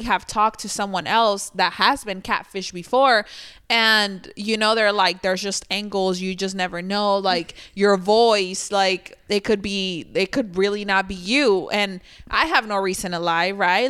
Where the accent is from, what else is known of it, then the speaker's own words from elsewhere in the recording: Sinaloa, Mexico; I'm from Sinaloa.